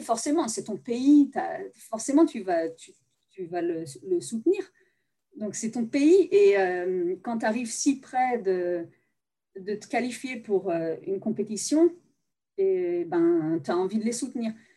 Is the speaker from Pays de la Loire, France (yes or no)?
yes; Nantes, Pays de la Loire, France; also born or lived in United States; je viens de Nantes